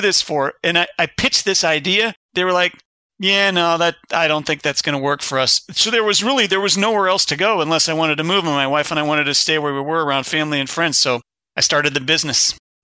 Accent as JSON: {"language": "English", "town": "Kensington", "region": "Ohio", "country": "United States", "tie": "born or raised there", "also_born_or_lived": "Berwyn, Illinois", "said": "I was born in Berwyn, Illinois, which is a little suburb of Chicago, lived there eight years, moved from a little lot, a little eighth acre lot with the Sioux Line Railroad station behind us. My dad was an engineer. We moved from Chicago area. He went to Illinois Institute of Technology. We moved from there to a sixty-acre farm in Kensington, Ohio, population three hundred and fifty"}